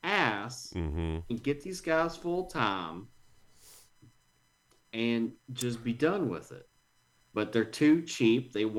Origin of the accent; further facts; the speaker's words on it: Philadelphia, Pennsylvania, United States; Oh, yep. I'm from Philly.